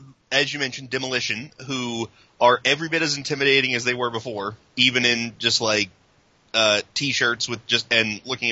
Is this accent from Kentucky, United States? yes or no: yes; Lexington, Kentucky, United States; I had mentioned that I was from Lexington, Kentucky